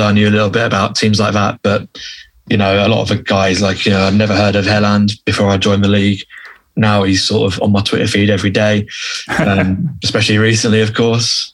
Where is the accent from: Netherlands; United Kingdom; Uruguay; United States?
United Kingdom; England; being an English guy